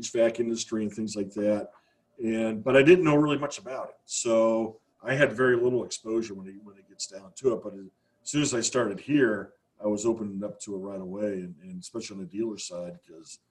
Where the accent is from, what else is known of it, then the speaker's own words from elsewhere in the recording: Northeast Ohio, United States; also born or lived in Virginia; I grew up in Northeast Ohio, and I went off to college down in Virginia in the mid-80s